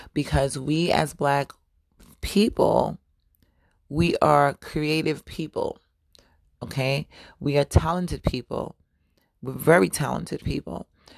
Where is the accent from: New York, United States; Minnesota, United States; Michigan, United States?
New York, United States; You know, growing up in New York was definitely a fashionable culture.